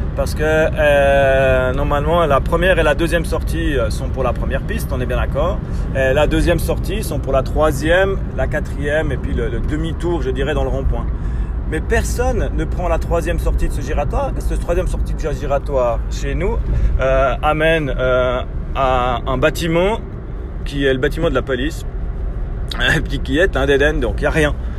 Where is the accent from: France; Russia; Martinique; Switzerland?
Switzerland; en tant que Suisse